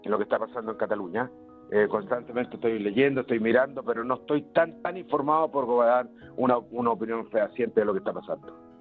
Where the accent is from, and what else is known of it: Chile